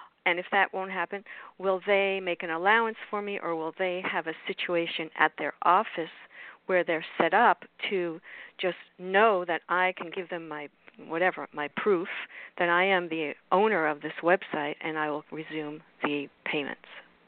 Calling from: Florida, United States; from South Florida.

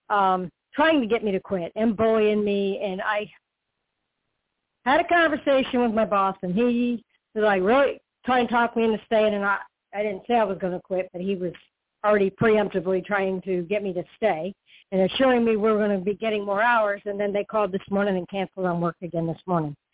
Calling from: Florida, United States; Hi, Toni. I'm calling from Florida.

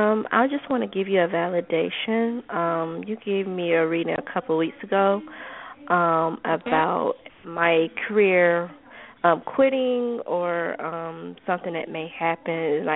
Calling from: Georgia, United States

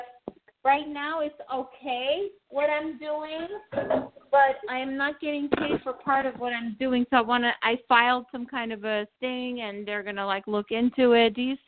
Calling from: New York City, New York, United States; From New York.

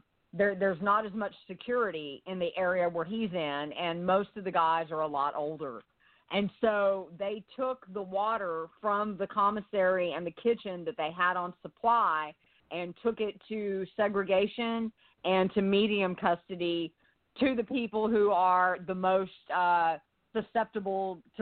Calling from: Onalaska, Texas, United States; I'm calling from Onalaska, Texas.

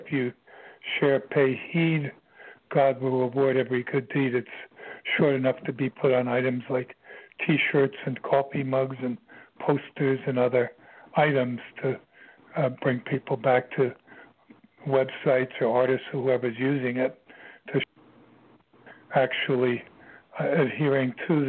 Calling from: Virginia, United States; I'm calling from Virginia

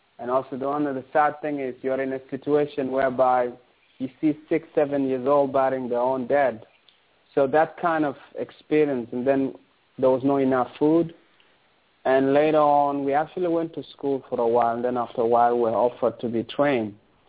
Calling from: Toronto, Ontario, Canada; I'm calling from Toronto in Canada.

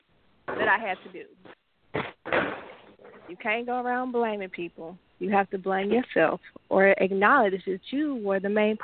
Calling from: Hot Springs, Arkansas, United States; I'm calling from Hot Springs, Arkansas. I am your Capricorn.

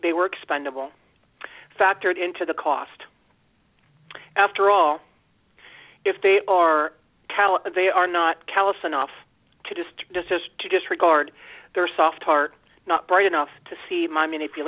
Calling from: Steubenville, Ohio, United States; I'm calling from Ohio.

